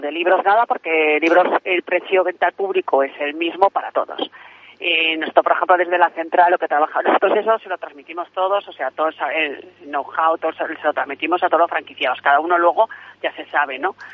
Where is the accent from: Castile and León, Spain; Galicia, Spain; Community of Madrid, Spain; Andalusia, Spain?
Galicia, Spain; Santa Comba; mi pueblo, a Santa Comba